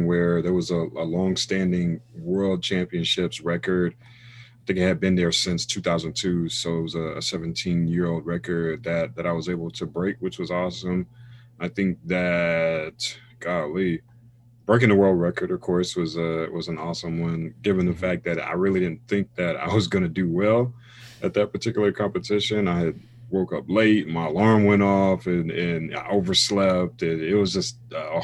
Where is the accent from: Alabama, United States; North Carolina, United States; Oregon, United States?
North Carolina, United States; Raleigh